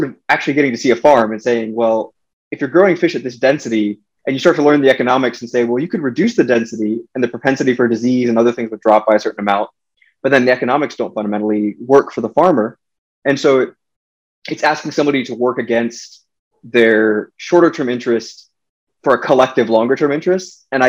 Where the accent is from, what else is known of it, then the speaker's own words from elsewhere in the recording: United States; I was born and raised in the United States.